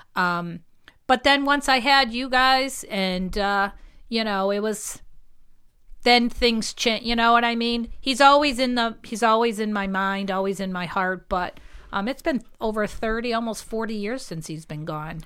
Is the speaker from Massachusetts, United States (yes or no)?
yes; Holyoke, Massachusetts, United States; now in Chicopee, United States; I always just felt this was, this was home.